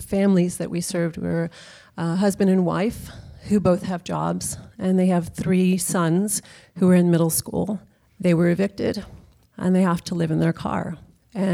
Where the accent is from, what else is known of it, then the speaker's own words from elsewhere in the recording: Texas, United States; now in San Francisco, United States; I am from Texas, where May is a very common middle name